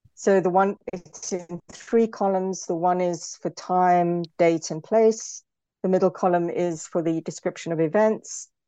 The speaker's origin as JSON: {"language": "English", "country": "South Africa", "also_born_or_lived": "United Kingdom", "moved": "yes", "said": "as a South African, um, for example, I'm often thought, especially in Britain, the way I talk is often sometimes assumed to be aggressive, when in actual fact, from a South African perspective, it's not"}